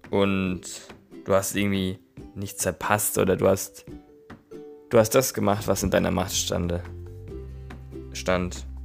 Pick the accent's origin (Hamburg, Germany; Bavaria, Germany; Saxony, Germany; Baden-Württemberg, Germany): Baden-Württemberg, Germany; Neckarhausen; ich komme aus Neckarhausen, habe ein FSJ in Offenburg im katholischen Jugendbüro gemacht